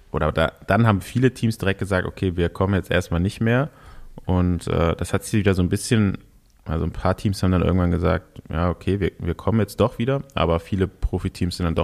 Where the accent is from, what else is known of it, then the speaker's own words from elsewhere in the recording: Cologne, North Rhine-Westphalia, Germany; Also ich habe natürlich hier den, den Locals als Kölner, äh, also André Greipel und Rick Zabel, die Daumen gedrückt.